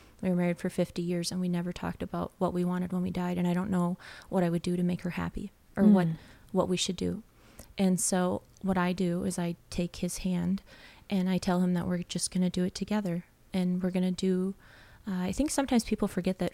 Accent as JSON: {"language": "English", "region": "Wisconsin", "country": "United States", "tie": "born or raised there", "said": "I actually grew up in a very small town in Wisconsin"}